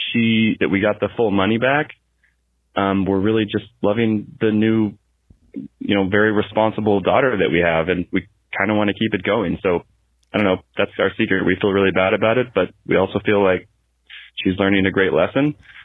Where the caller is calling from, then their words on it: Riyadh, Riyadh Province, Saudi Arabia; My wife and I here, we're calling you from Riyadh, Saudi Arabia.